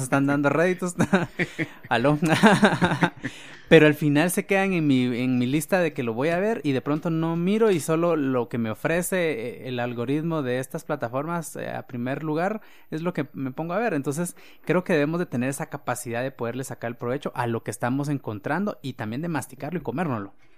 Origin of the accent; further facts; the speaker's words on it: Guatemala; como guatemaltecos y latinoamericanos